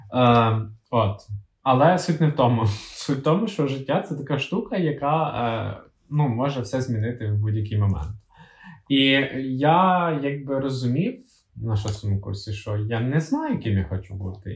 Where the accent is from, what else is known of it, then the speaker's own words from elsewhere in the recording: Kyiv, Ukraine; ми з Києва з Наталією